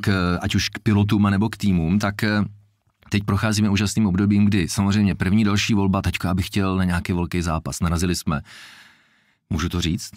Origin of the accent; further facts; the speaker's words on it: Jablonec nad Nisou, Liberec Region, Czechia; já jsem se narodil v Jablonci